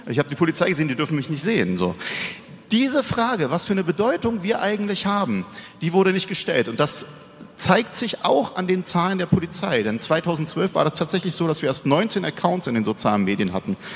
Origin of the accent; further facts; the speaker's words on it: Berlin, Germany; Ich bin Berliner äh, aufgewachsen, ja, und wenn Sie in Berlin auf der Aus fahren